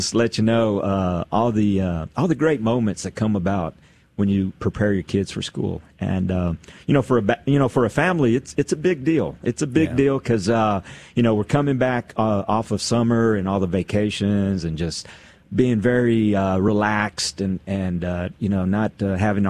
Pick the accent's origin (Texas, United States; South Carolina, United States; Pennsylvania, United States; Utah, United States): Texas, United States; Odessa; moved away as an adult; also born or lived in Austin, Texas; I moved from Odessa to Austin